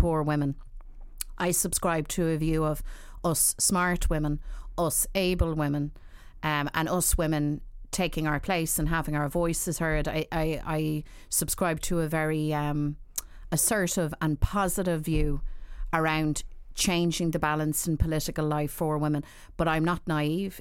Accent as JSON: {"language": "English", "town": "Dublin", "region": "Leinster", "country": "Ireland", "tie": "born or raised there", "said": "I grew up in Dublin at a time when, you know, I suppose I'm looking back, nineteen seventies, nineteen eighties"}